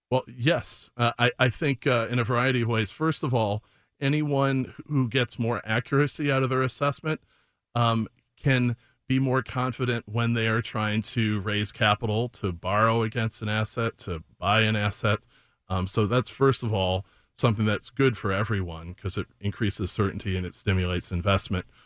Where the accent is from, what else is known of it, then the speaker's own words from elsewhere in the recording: Chicago, Illinois, United States; also born or lived in Oak Park; I grew up in Chicago